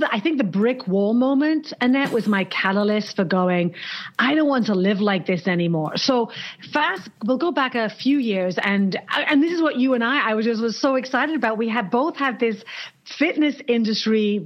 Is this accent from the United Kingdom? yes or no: yes; England, United Kingdom; moved away as an adult; now in New York, United States; And we're British.